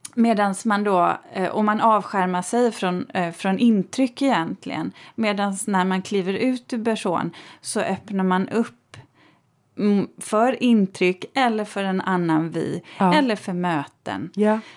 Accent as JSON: {"language": "Swedish", "town": "Borås", "region": "Västra Götaland", "country": "Sweden", "tie": "born or raised there", "said": "jag är ju uppvuxen i Borås"}